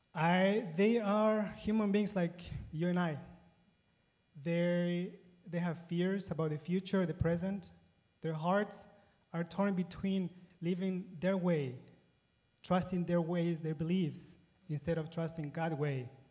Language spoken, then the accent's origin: English; Ecuador; moved away as an adult; also born or lived in Paraguay; now in United States; I was born and raised in Ecuador